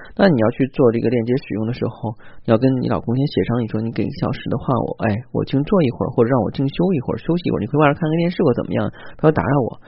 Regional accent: China; 作为中国人来讲的话呢，可我们中国人

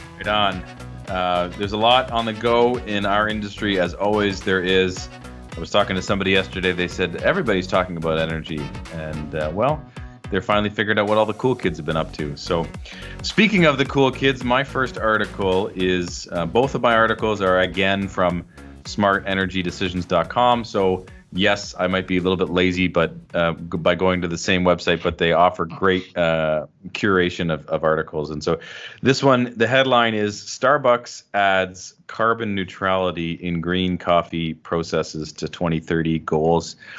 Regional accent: Canada; I'm proud Canadian

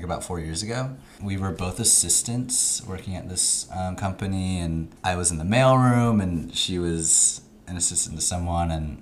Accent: Los Altos, California, United States; moved away as an adult; now in Los Angeles, United States; I grew up in the Bay Area, specifically Los Altos, California

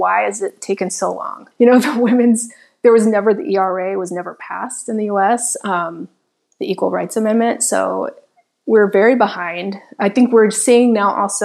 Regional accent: Nashville, Tennessee, United States; also born or lived in Chicago, Illinois; now in Miami, United States; I grew up in the South. I grew up in Nashville, Tennessee.

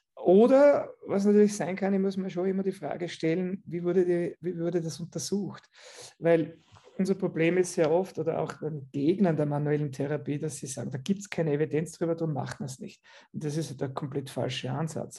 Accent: Austria; ich komme aus Österreich

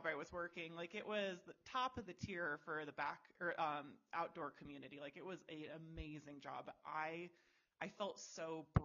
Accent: Michigan, United States; now in Wyoming, United States; I grew up in Michigan

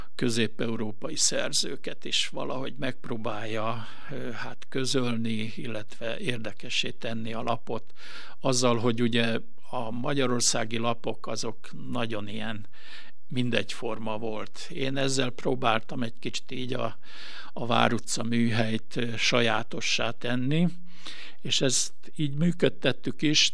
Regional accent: Gunaroš, Vojvodina, Serbia; moved away as an adult; also born or lived in Bačka Topola; now in Veszprém, Hungary; amikor én megszülettem 54-ben ezen a kis településen

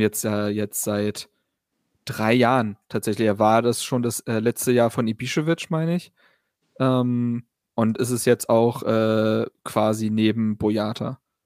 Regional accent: Berlin, Germany; Ich bin ja auf der Schulfarm Insel Schafberg zur Schule gegangen. Ähm, wird manchen Leuten was sagen in Berlin-Reinickendorf

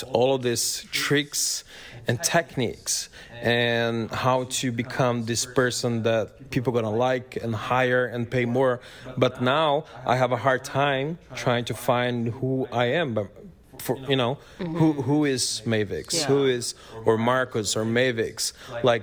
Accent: Brazil; now in United States; When I moved to the States, Brazilian identity.

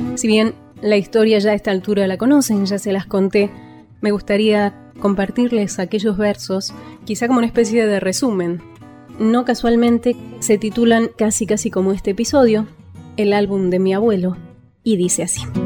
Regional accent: Argentina; Como argentina y casi porteña

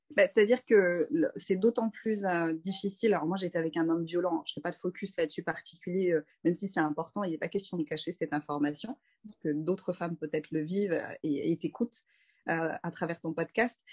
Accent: Sainte-Geneviève-des-Bois, Île-de-France, France; also born or lived in Paris; je suis née à Paris, dans le 14e, et j'ai grandi en banlieue parisienne dans le 91, à Sainte-Geneviève-des-Bois

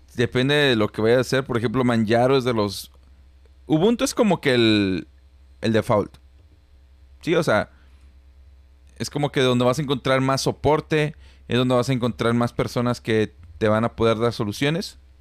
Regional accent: Celaya, Guanajuato, Mexico; now in Monterrey, Mexico; yo soy de Celaya, Guanajuato

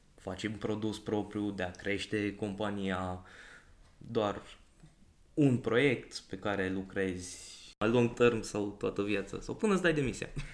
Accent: Brașov, Brașov County, Romania; now in Cluj-Napoca, Romania; sunt din Brașov

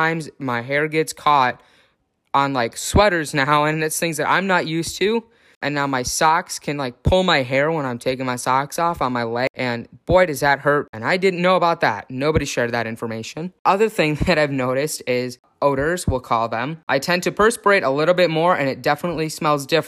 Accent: Chicago, Illinois, United States; moved away as an adult; also born or lived in Minnesota; now in Oregon, United States; I was born in the city of Chicago, but I grew up in the northern suburbs

